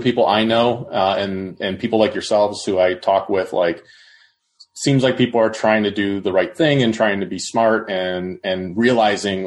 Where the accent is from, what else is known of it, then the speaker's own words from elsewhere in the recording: Ohio, United States; I've lived in Ohio my whole life